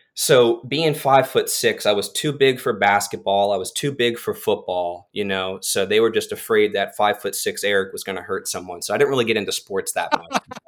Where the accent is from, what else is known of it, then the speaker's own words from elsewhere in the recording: Titusville, Florida, United States; ended up at a job fair in, in my hometown of Titusville, Florida